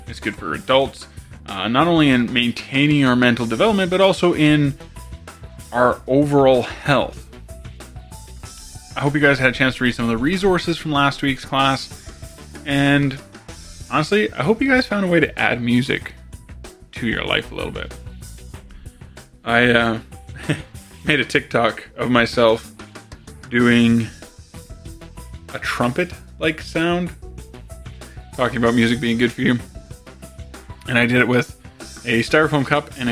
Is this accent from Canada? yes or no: yes; Canada; my fellow Canadians